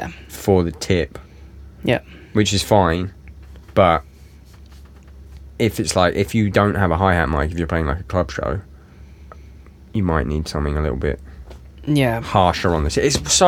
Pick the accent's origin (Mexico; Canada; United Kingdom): United Kingdom; England; Dual, if you're American. Dual. Yeah, sorry, dual. I'm English.